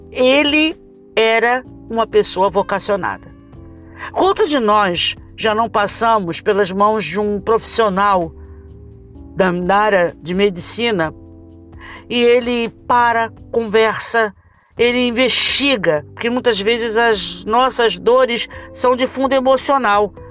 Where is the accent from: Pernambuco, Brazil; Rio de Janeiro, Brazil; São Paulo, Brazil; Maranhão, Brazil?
Rio de Janeiro, Brazil; Falo isso porque sou do Rio de Janeiro.